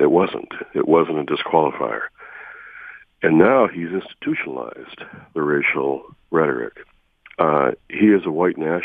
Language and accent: English; Detroit, Michigan, United States; moved away; back in my hometown